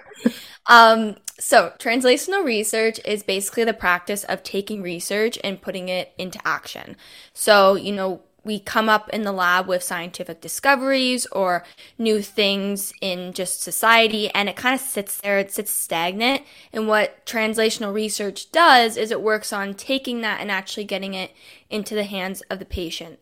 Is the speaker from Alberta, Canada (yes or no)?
no; Toronto, Ontario, Canada; I'm from Toronto, Canada